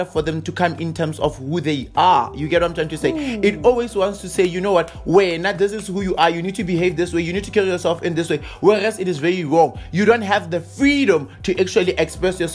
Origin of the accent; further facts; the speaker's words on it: South Africa; as a South African